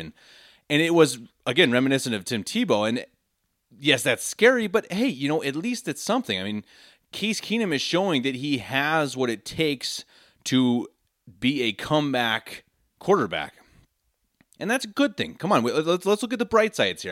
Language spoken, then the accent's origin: English; Denver, Colorado, United States; moved away as an adult; now in Munich, Germany; born and raised in Denver, Colorado, lifelong Broncos fan.